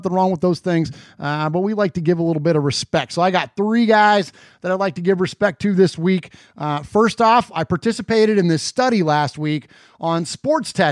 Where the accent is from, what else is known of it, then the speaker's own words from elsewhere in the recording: San Jose, California, United States; So, my hometown of San Jose, uh, California.